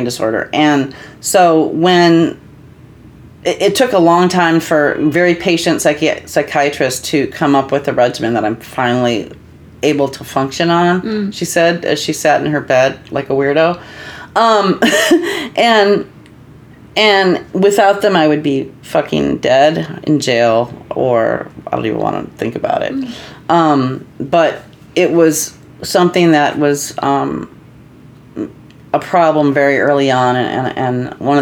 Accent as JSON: {"language": "English", "town": "Libertyville", "region": "Illinois", "country": "United States", "also_born_or_lived": "Minnesota", "said": "I'm from Libertyville"}